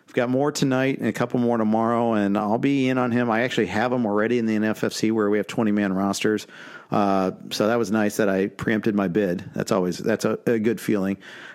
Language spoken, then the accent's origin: English; Indianapolis, Indiana, United States; moved away; I grew up in Indy before the Colts were there.